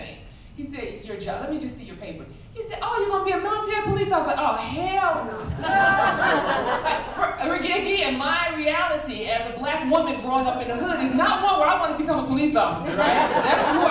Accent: Chicago, Illinois, United States; moved away as an adult; I am from the South Side of Chicago

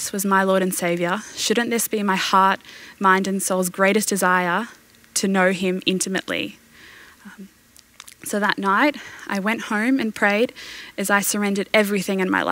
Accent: Brisbane, Queensland, Australia; I was born in Brisbane and I've lived here my entire life.

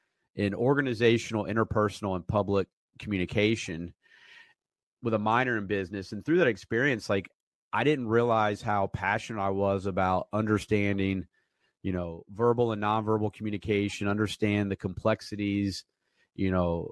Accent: Asheville, North Carolina, United States; I grew up in Asheville, like 4th grade on

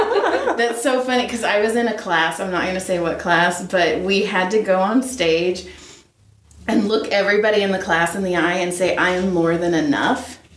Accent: Central Valley, California, United States; where I grew up in Central Valley, we didn't have earthquakes. We had fog.

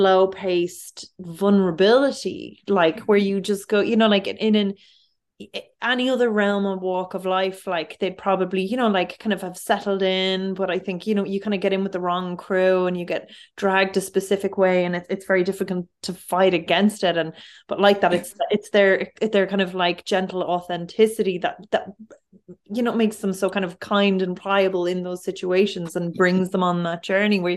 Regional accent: Dublin, Leinster, Ireland; I'm from Finglas, and I would have worked in this town centre in this Super Value and Super Quinn growing up

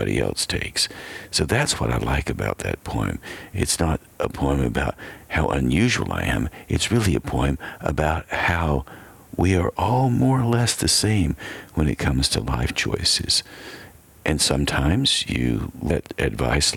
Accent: Asheville, North Carolina, United States; I am a native Western North Carolinian, and I grew up in Asheville.

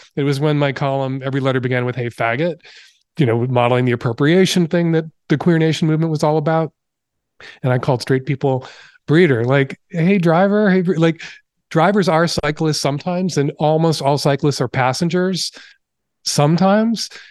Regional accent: Chicago, Illinois, United States; now in Seattle, United States; I grew up in Chicago

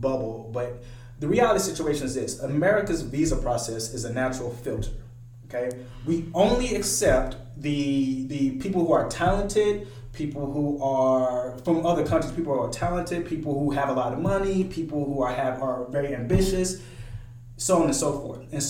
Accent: the South, United States; I'm from here

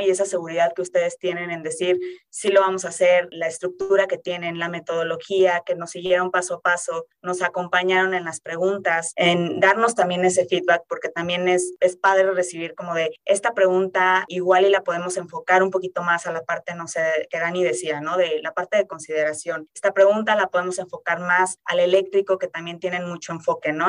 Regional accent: Querétaro, Mexico; yo soy de Querétaro

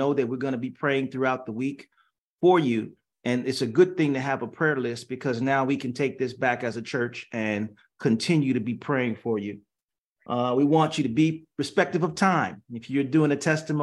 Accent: Gary, Indiana, United States; now in San Jose, United States; I grew up in Gary, Indiana at Galilee Baptist Church

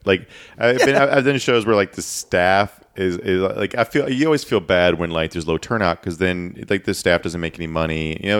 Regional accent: Virginia, United States; I'm from Virginia.

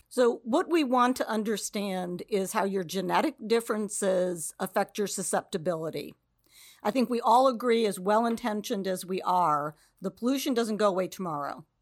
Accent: Cleveland, Ohio, United States; moved away as an adult; now in Cincinnati, United States; I grew up in the Cleveland area

